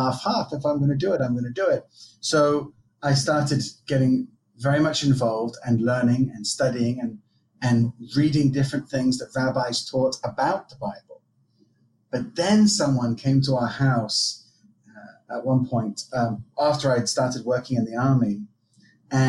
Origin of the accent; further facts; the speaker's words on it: England, United Kingdom; accent: American twang; also born or lived in France; now in Israel; I was raised in England, but I was actually born in Israel.